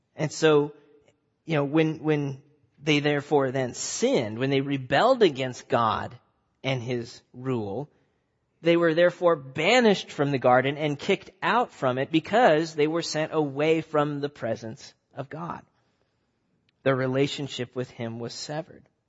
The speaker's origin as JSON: {"language": "English", "region": "Nebraska", "country": "United States", "tie": "born or raised there", "also_born_or_lived": "Omaha, Nebraska", "moved": "as an adult", "lives_now": "New England, United States", "said": "I grew up in Nebraska"}